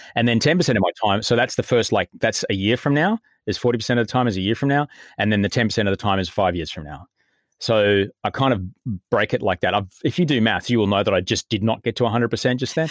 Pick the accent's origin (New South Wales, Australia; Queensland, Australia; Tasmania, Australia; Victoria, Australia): Queensland, Australia; Brisbane; moved away as an adult; also born or lived in Adelaide / United States; now in Sydney, Australia; did pretty much all of the growing up stuff in, in Brisbane